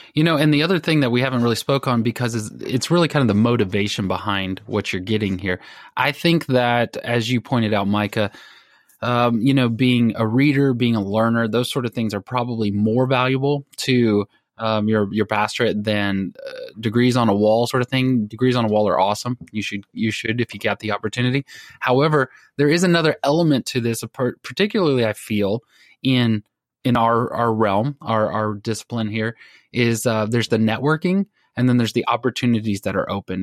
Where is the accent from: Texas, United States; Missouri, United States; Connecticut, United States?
Texas, United States; I'm from Texas